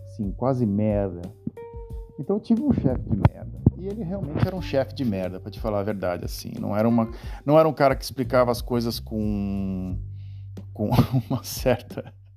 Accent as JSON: {"language": "Portuguese", "country": "Brazil", "moved": "as an adult", "lives_now": "Netherlands", "said": "tinha eu, como brasileiro"}